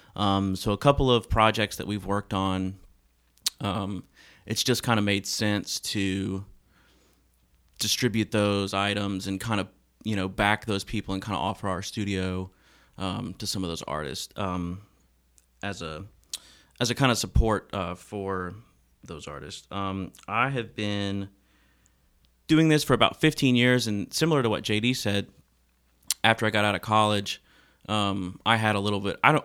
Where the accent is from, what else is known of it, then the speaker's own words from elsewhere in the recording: Memphis, Tennessee, United States; moved away as an adult; now in Nashville, United States; I'm originally from Memphis, uh, Tennessee, and have lived here in Nashville